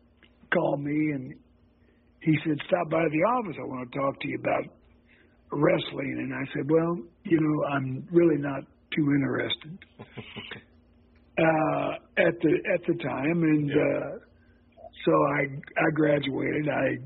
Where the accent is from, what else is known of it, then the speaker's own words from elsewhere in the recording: St. Joseph, Missouri, United States; born and raised in St. Joe.